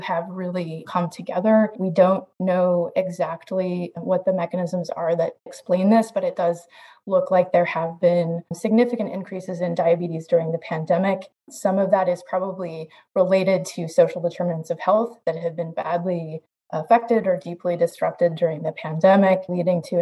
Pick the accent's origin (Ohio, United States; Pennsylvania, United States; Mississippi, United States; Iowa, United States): Iowa, United States; I grew up in Iowa